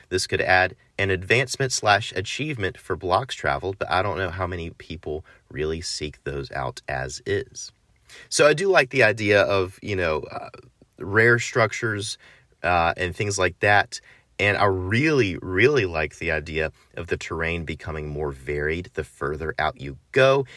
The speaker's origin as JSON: {"language": "English", "country": "United States", "said": "I'm American"}